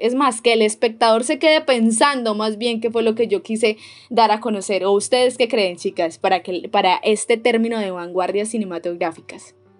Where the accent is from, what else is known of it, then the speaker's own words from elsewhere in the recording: Santander, Colombia; nosotros los santanderianos